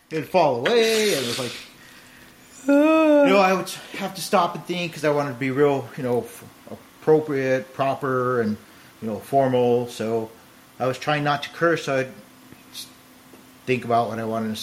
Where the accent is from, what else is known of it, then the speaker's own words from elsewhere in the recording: California, United States; I'm from California